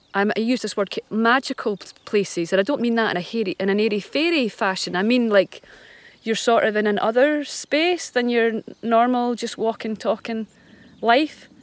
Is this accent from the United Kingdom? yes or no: yes; Scot, Scotland, United Kingdom; as a Scot